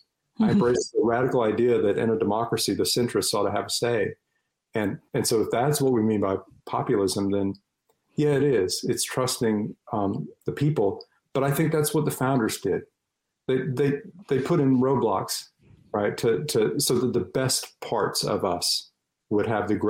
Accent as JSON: {"language": "English", "region": "North Carolina", "country": "United States", "said": "my home state of North Carolina"}